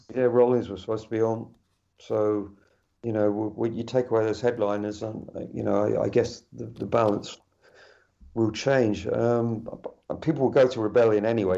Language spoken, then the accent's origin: English; West Country, edge of Dartmoor, South West England, United Kingdom; moved away as an adult; also born or lived in London; I'm in the West Country, uh, on the edge of Dartmoor. Uh, I moved out from London about five years ago, back to where I was uh, where I was brought up.